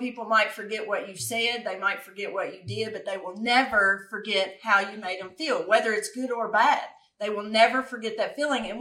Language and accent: English; Paris, Kentucky, United States; we're both from Paris, born and raised in Paris, Kentucky